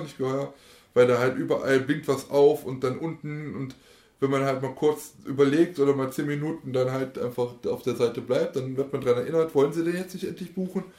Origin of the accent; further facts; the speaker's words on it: Aachen, North Rhine-Westphalia, Germany; Österband ist ja bei uns der die Kirmes äh, unserer Heimatstadt oder meiner Heimatstadt.